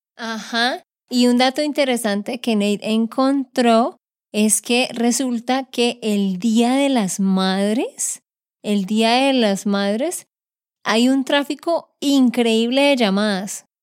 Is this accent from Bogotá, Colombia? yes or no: no; Santander, Colombia; de Santander, Colombia